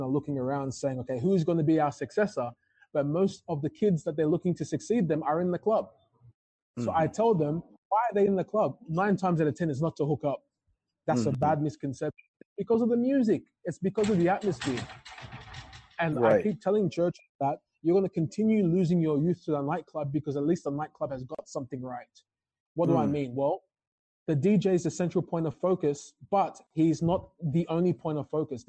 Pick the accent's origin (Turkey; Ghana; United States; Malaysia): Ghana; being a Ghanaian, we're very cultural when it comes to church